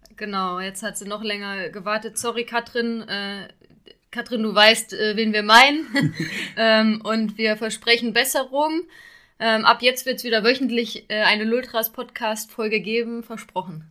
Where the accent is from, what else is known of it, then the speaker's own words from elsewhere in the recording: Xanten, North Rhine-Westphalia, Germany; in meiner Heimat, wo ich zur Schule gegangen, gegangen bin, in Xanten